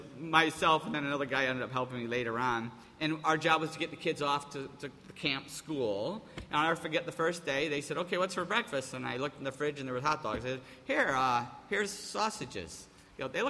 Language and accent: English; Appleton, New York, United States; moved away as an adult; I grew up in Mayberry. And to go from Mayberry, you know, Appleton, New York, to California was a culture shock